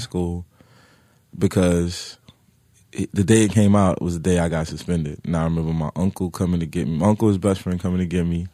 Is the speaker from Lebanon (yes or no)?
no; New York City, New York, United States; I grew up in, uh, Brooklyn